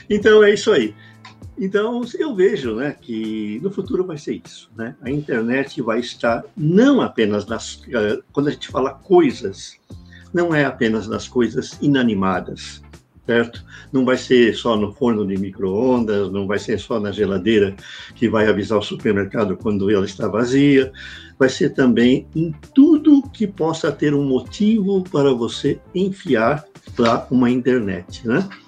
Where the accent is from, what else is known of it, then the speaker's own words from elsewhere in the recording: Brazil; tem lá a indicação do que eu sou brasileiro